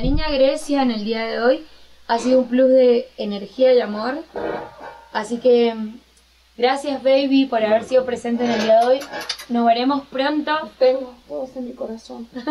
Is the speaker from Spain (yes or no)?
no; Argentina; moved away as an adult; now in Mexico; soy una simple argentina que está en México